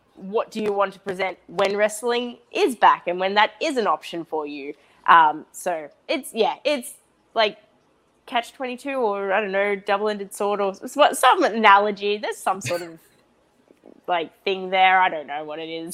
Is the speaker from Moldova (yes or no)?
no; Australia; I'm Australian and that I was born in Australia